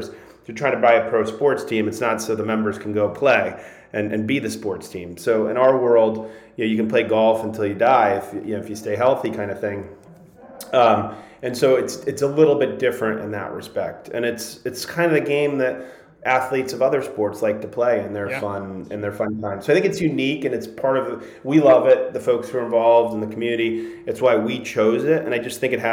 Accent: Connecticut, United States; I grew up in Connecticut

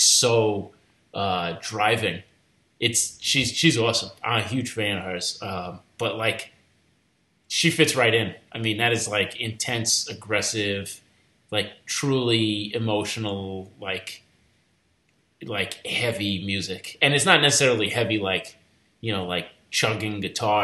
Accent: Long Island, New York, United States; I grew up in Long Island

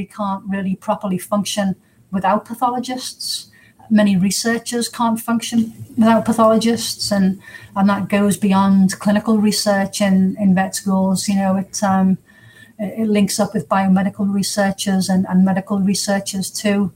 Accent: England, United Kingdom; moved away as an adult; also born or lived in United States; now in Surrey, United Kingdom; I'm English

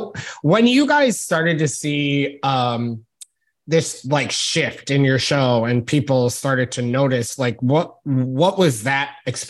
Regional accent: Albany area, upstate New York, United States; And when I say I'm from New York, they're like, "Oh, where in the city are you from?" And I'm like, "No, upstate New York, like by the actual capital of New York.

